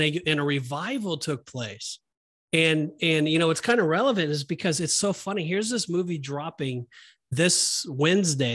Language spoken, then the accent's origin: English; Southern California, United States; when I grew up in Southern California, um, that was our home church